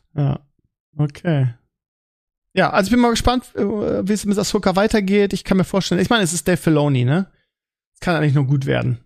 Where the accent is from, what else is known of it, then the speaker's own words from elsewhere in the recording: Germany; bei uns in Deutschland